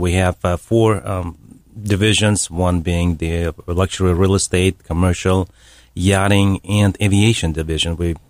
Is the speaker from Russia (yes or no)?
yes; Russia; born there; I was born in Russia.